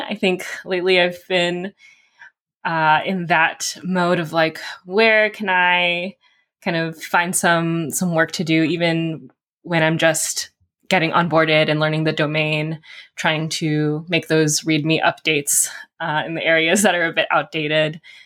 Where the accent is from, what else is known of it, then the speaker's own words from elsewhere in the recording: California, United States; I'm also from California